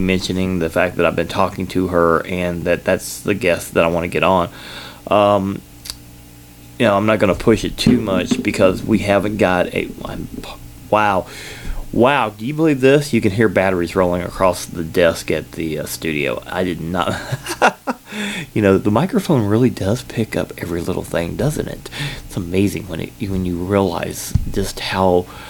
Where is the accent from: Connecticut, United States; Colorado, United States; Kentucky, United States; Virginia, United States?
Kentucky, United States; born there; accent: combination accent; also born or lived in Georgia; I was born in Kentucky. I lived in Georgia for 8 years